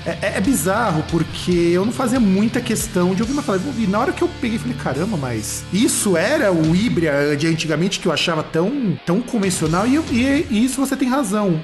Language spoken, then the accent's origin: Portuguese; Rio Grande do Sul, Brazil; now in São Paulo, Brazil; eu sou aí do Rio Grande do Sul, que eu sou gaúcho